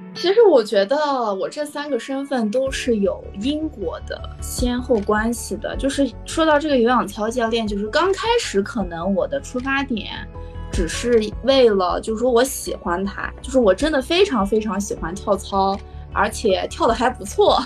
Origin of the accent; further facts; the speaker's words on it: Dushanzi, Xinjiang, China; 我来自新疆独生子